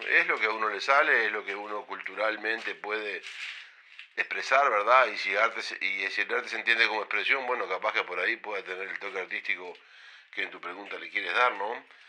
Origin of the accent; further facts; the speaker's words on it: Rocha, Uruguay; also born or lived in Montevideo; en esa familia, donde nací hace cincuenta y siete años